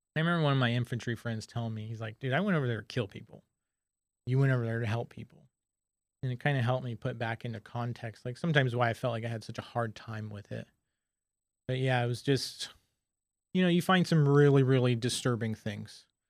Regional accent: San Diego, California, United States; I'm from San Diego, grew up with a big large group of friends

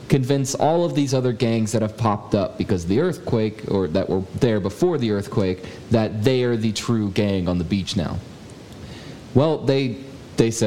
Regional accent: United States; I'm American, not German

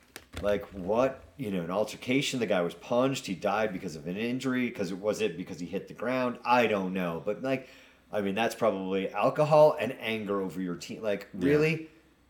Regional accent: Nantucket, Massachusetts, United States; moved away; I grew up on Nantucket Island.

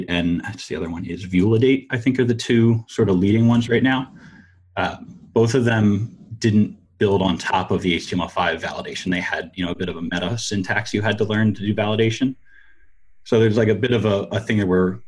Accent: Philadelphia, Pennsylvania, United States; I'm from Philadelphia

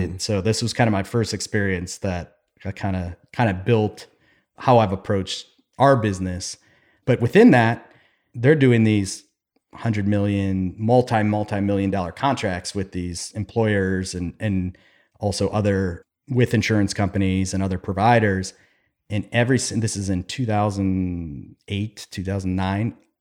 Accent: Cleveland, Ohio, United States; now in Columbus, United States; growing up in Cleveland

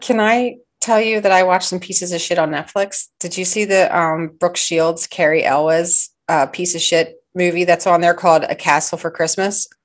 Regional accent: outside of Philadelphia, Pennsylvania, United States; I grew up outside of Philly

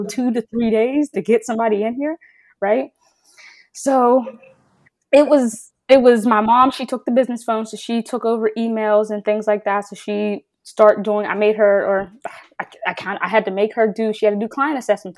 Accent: Pittsburgh, Pennsylvania, United States; I'm from Pittsburgh, right? So I live 20 minutes from campus

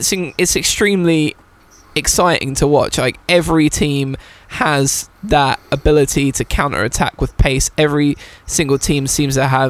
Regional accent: England, United Kingdom; as an English person

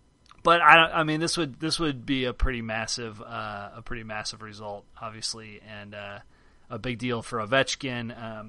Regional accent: Chicago, Illinois, United States; now in Cincinnati, United States; I guess it is my hometown now. The town I live in. I don't know that Chicago is not my hometown anymore.

